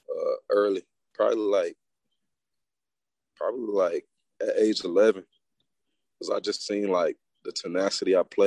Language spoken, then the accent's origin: English; East Point, Georgia, United States; now in Locust Grove, United States; Well, people that don't know, I'm from Atlanta, Georgia. It's the 404. I'm actually from East Point, College Park area, but like I moved around a lot as a kid, so I pretty much lived everywhere.